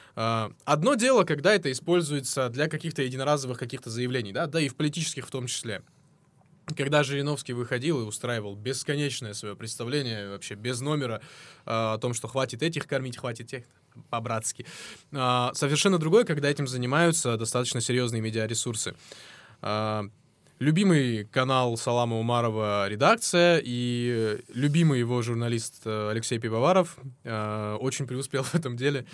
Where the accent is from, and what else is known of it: North Caucasus, Russia